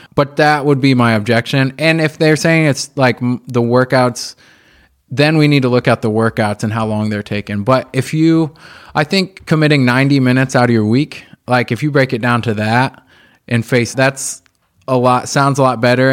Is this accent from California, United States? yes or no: no; Indianapolis, Indiana, United States; I grew up right here in Indy, on the east side of Indianapolis, where we are now